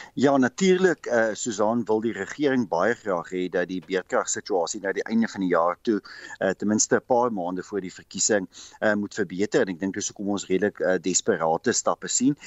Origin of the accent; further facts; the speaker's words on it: South Africa; as Suid-Afrikaners